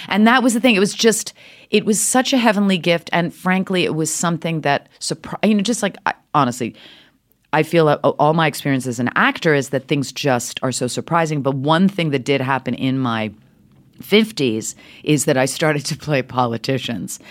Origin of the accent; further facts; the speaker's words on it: New York City, New York, United States; also born or lived in Switzerland; Speaking with this accent my whole life, grew up in New York City